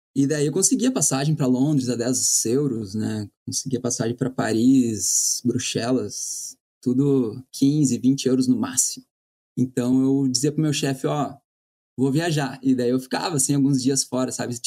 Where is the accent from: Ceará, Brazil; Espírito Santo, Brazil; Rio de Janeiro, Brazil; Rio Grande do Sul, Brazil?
Rio Grande do Sul, Brazil; Porto Alegre; moved away as an adult; also born or lived in Ireland / New York; eu sou de Porto Alegre